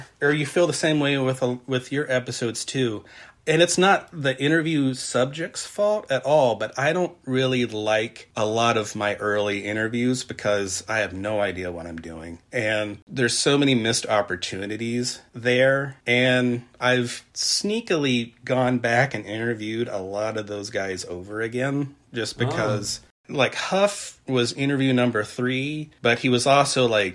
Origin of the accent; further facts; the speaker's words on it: Point Pleasant, West Virginia, United States; also born or lived in Gallipolis, Ohio; I was born in Gopalis, Ohio. I grew up in Point Pleasant